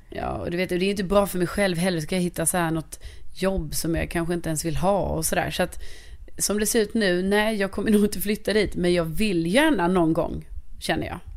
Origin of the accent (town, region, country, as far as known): Lund, Skåne, Sweden; born or raised there; moved away as an adult; now in Stockholm, Sweden